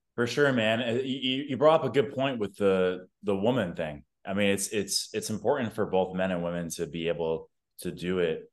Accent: New York, United States; now in Austin, United States; I currently reside in Austin, Texas. I'm from New York

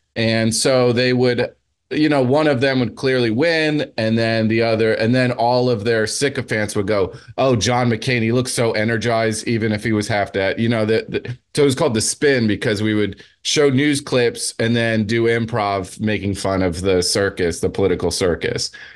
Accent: New Jersey, United States; I'm from Jersey

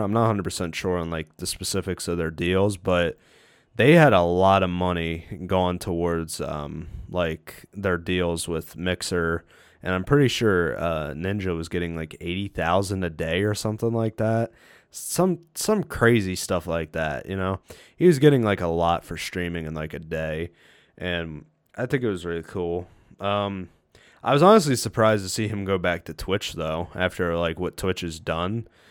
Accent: United States; as an American person

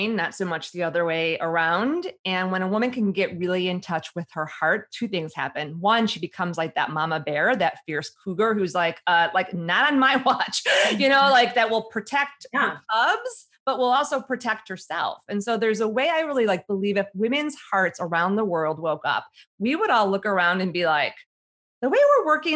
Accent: Chicago, Illinois, United States; I grew up in the Midwest in Chicago

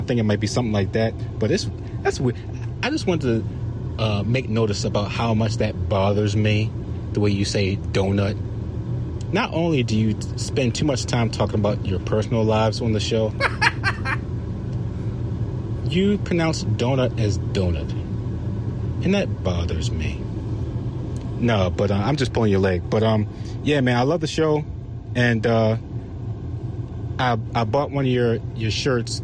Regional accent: Maryland, United States; I'm from Maryland, and we pronounce water as water.

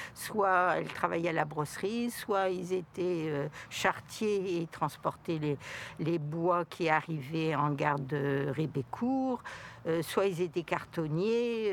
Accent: Béthisy, Hauts-de-France, France; also born or lived in Blangy / the north; je suis d'origine de Béthisy

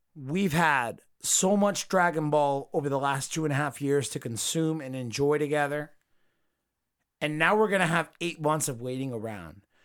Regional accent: United States; I'm from America

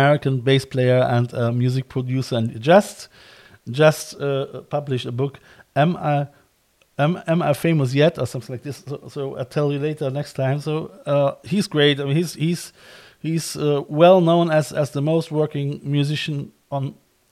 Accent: Cologne, North Rhine-Westphalia, Germany; moved away as an adult; now in Ireland; I'm from Cologne as well.

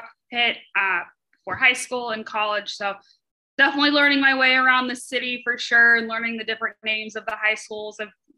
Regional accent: Orlando, Florida, United States; moved away as an adult; also born or lived in Cincinnati, Ohio / Gainesville, Florida; now in Little Rock, United States; So I was born in Cincinnati, Ohio, and then I moved to Florida when I was 3, Orlando, and then I went to college in Gainesville. So I've been in the central Florida area my whole life.

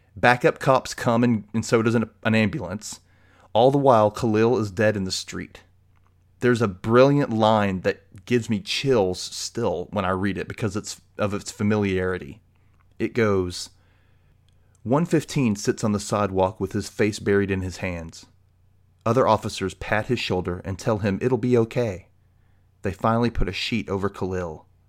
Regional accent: the South, United States; as a gay man growing up in the South

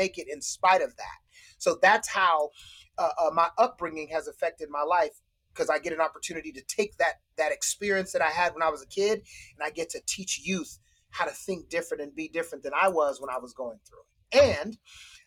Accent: Citrus Heights, California, United States; also born or lived in Utah; I grew up in Citrus Heights with a family that was loving

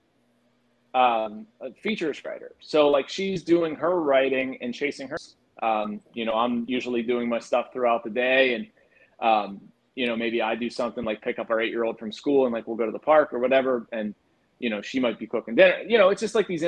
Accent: Pittsburgh, Pennsylvania, United States; also born or lived in Washington, D.C.; I grew up in the South Hills, went to Brentwood

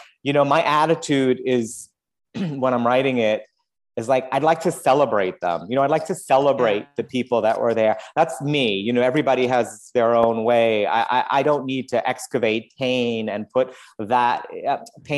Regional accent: New York City, New York, United States; moved away as an adult; now in Los Angeles, United States; being a New Yorker

